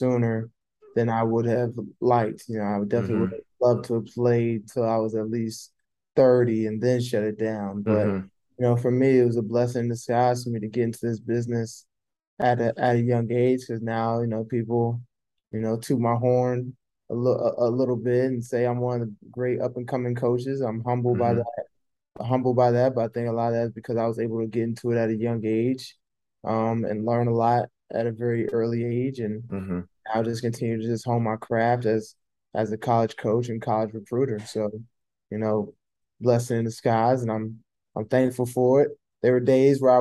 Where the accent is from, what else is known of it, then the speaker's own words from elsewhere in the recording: Louisville, Kentucky, United States; I was born in Louisville. My dad played at Louisville